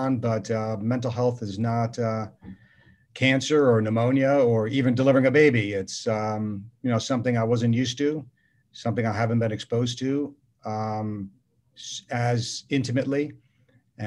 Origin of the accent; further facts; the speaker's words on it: New York City, New York, United States; now in Orange County, United States; I'm from New York City